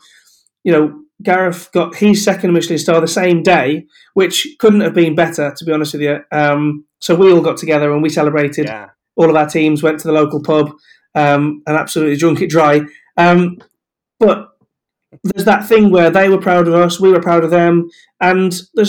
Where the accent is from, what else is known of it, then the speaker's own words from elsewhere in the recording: Aberystwyth, Wales, United Kingdom; also born or lived in the Midlands; I always wanted to stay in the area that I grew up in, which is really, I mean, I was born in the Midlands, but Wales is home, and Aberystwyth in particular is home.